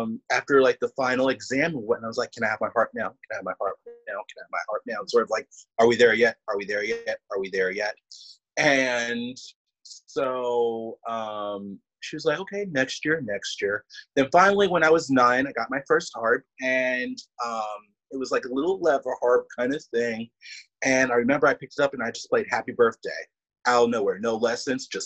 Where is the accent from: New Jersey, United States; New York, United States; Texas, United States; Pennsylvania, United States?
Pennsylvania, United States; Philadelphia; my home town orchestra, the Philly Orchestra